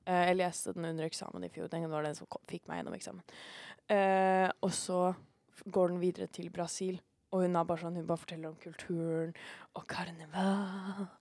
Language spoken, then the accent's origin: Norwegian; Norway; vi er nordmenn